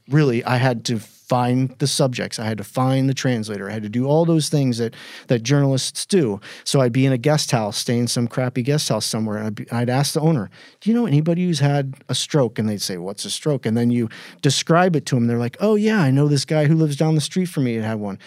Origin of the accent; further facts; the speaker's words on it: Indianapolis, Indiana, United States; moved away as an adult; also born or lived in New York; my hometown of Indianapolis